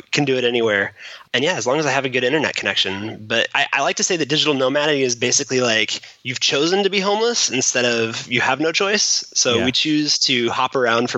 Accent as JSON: {"language": "English", "region": "Washington", "country": "United States", "said": "we're from Washington"}